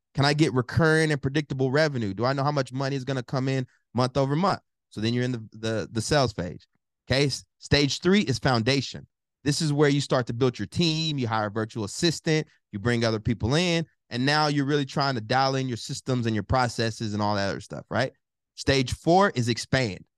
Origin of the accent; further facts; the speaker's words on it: College Station, Texas, United States; moved away; also born or lived in Newark, New Jersey; I'm originally from Bryan College Station, Texas, raised by my mom